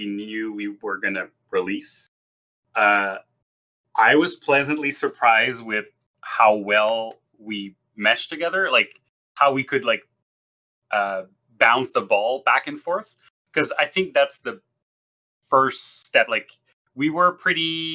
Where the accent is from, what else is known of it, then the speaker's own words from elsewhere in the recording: Quebec, Canada; first language French; English is a second language; I'm from Quebec. I'm Francophone.